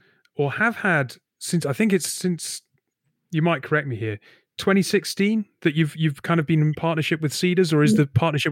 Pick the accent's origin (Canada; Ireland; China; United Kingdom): United Kingdom; northern Britain, the north of England; As a northern white British bloke